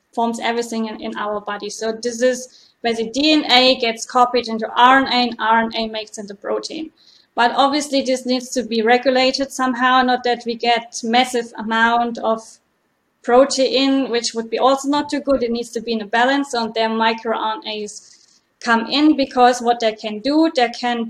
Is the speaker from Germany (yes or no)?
yes; Germany; moved away as an adult; also born or lived in Mainz / Freiburg; now in Dublin, Ireland; I'm originally from Germany